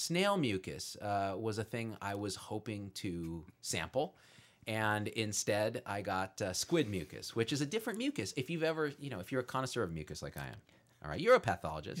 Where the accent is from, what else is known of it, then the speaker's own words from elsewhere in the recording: Bay Area, California, United States; moved away; I grew up in the Bay Area of California